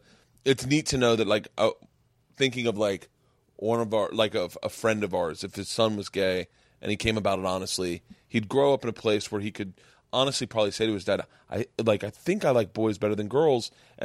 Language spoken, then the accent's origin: English; Georgia, United States; We're from Georgia, from a small town in Georgia, at the foothills of Appalachia.